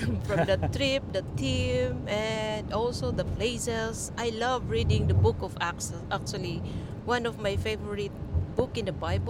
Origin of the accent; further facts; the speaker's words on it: Philippines; now in Albania; from the Philippines.